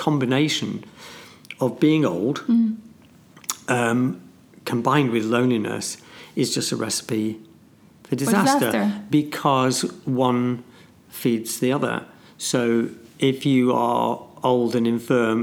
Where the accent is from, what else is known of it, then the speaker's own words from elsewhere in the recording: Ulm, Baden-Württemberg, Germany; Ulm, my hometown